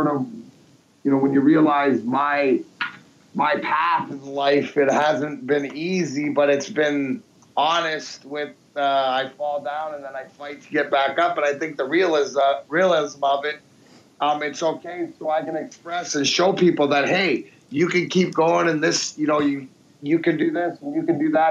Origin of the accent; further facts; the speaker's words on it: Leamington, Ontario, Canada; moved away as an adult; also born or lived in Peterborough, Ontario / Belleville, Ontario; now in Michigan, United States; growing up in Leamington, then Peterborough, then Belleville.